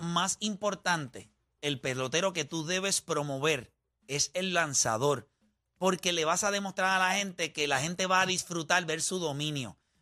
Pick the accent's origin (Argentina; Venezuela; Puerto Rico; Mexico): Puerto Rico; now in Florida, United States; soy boricua